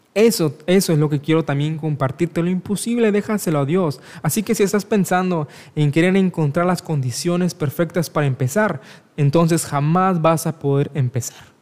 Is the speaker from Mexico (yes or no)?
yes; Mexico; soy de México